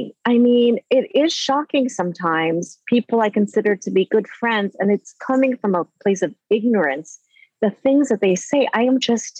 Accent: Minneapolis, Minnesota, United States; I'm from Minneapolis

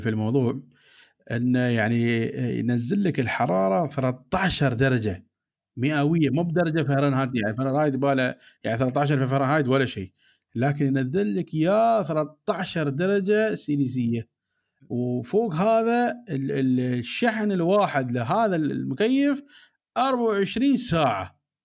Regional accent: United Arab Emirates; عندنا في الامارات

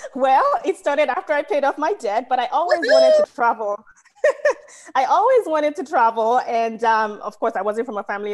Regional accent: Nigeria; moved away as an adult; now in United States; I'm Nigerian, but I've lived in America for half my life

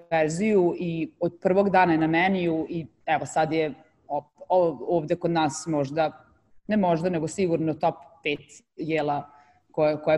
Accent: Novi Sad, Vojvodina, Serbia; now in Dubai, United Arab Emirates; kako ja dolazim iz Novog Sada i odnosno iz Vojvodine

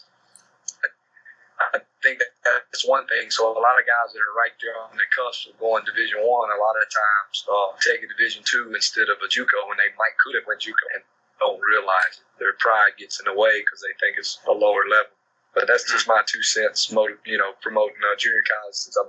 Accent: Jonesboro, Georgia, United States; now in Waycross, United States; I'm from Jonesboro, Georgia

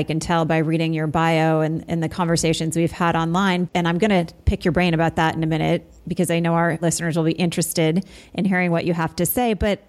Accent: Vermont, United States; I'm from Vermont

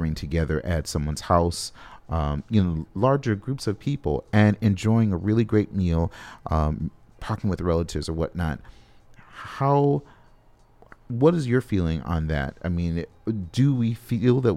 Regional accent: Los Angeles, California, United States; now in Twin Cities, United States; I'm from Los Angeles

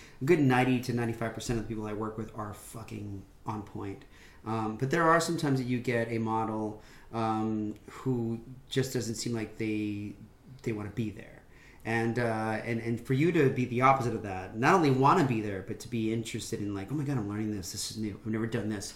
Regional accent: United States; We grew up in DeKalb County

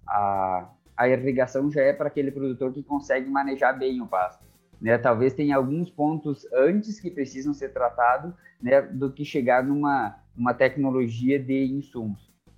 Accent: Santa Catarina, Brazil; eu sou natural de Santa Catarina

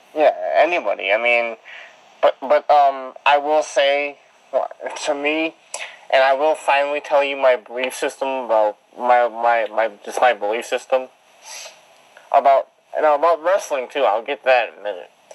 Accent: Detroit, Michigan, United States; also born or lived in Halifax, Nova Scotia; I was born in Detroit

